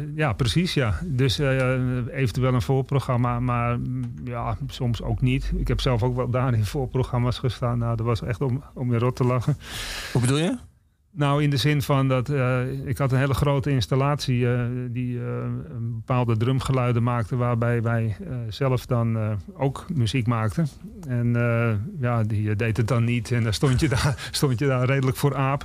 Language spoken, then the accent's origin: Dutch; Amsterdam, North Holland, Netherlands; ik ben opgegroeid in West. En West is in principe een nieuwbouwwijk